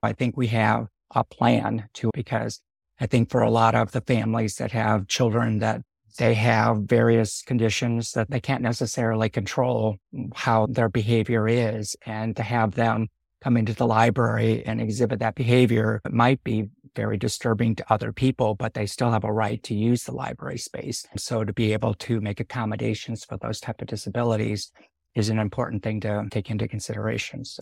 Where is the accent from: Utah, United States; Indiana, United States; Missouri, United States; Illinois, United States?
Indiana, United States; Northwest; also born or lived in San Francisco, California / Sonoma County, California; now in Sebastopol, United States; Grew up in the Midwest. Yeah, a little bit on the outside of Chicago, Northwest Indiana